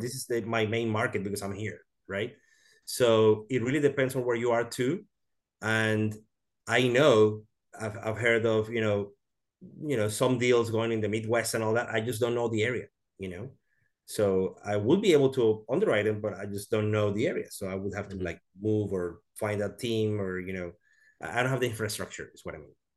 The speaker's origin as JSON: {"language": "English", "country": "Venezuela", "moved": "yes", "lives_now": "Houston, United States", "said": "I am from Venezuela. I live in Houston, Texas"}